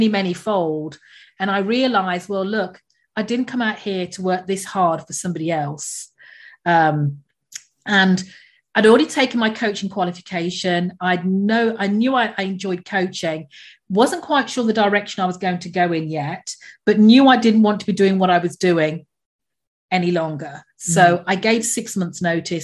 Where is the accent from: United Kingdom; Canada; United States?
United Kingdom; England; moved away as an adult; now in Antigua and Barbuda; I'm English by birth